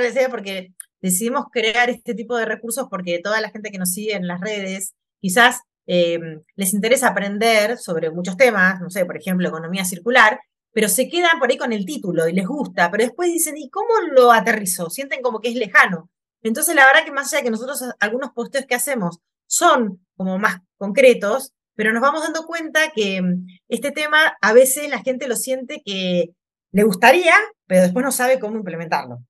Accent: Mar del Plata, Buenos Aires Province, Argentina; yo nací en Mar de Plata, que es una ciudad costera

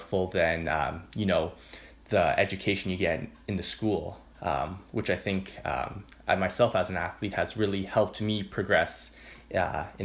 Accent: Whitby, Ontario, Canada; growing up in Whitby myself

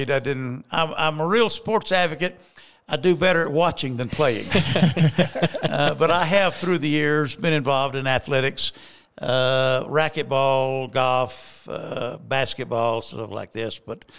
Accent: Alabama, United States; Alabama, of course, at that time, again, when I was like a teenager, Bear Bryant came to coach the University of Alabama.

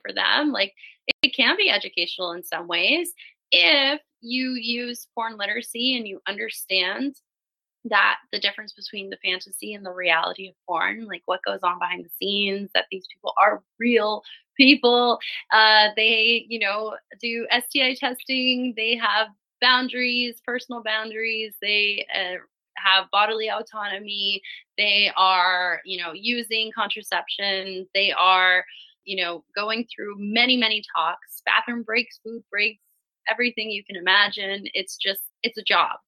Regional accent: Miami, Florida, United States; moved away as an adult; now in Europe; I grew up in Miami, so very, very sexy, sexualized city, but within a very conservative state

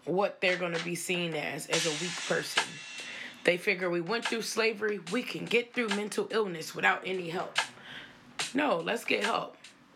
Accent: United States; growing up on the South Side

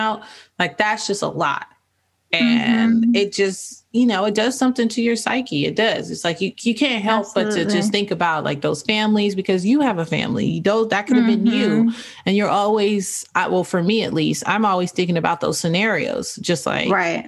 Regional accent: United States; as an American

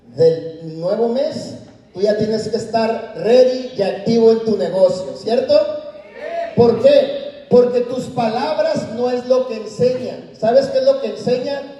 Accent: Mexico; now in United States; como latinos, mexicanos, lo único que encontramos allá afuera es lavar platos

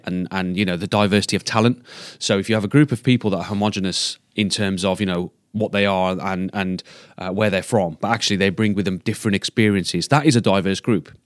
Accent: Black Country, West Midlands, United Kingdom; also born or lived in Sandwell; I'm originally from the Black Country

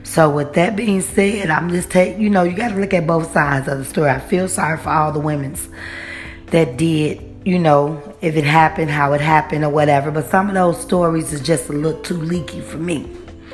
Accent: Chicago, Illinois, United States; because I'm from Chicago

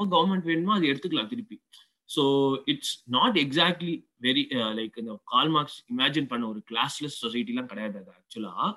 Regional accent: Chennai, Tamil Nadu, India; moved away as an adult; நான் வந்து சென்னையில் தான் பிறந்து வளர்ந்தது தான் ஆனால் வந்து இப்போ வந்து வெளிநாட்டில் இருக்கேன்

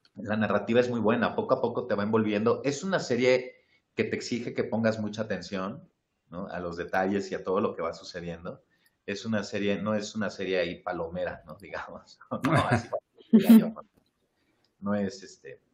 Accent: Mexico; una identidad como mexicanos

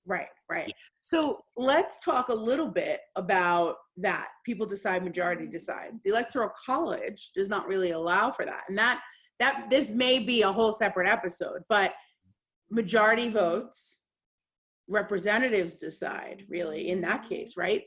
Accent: United States; as an American

